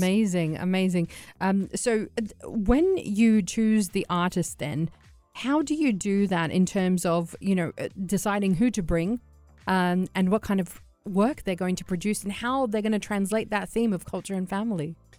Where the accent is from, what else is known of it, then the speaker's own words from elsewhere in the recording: Sydney, New South Wales, Australia; I'm from Sydney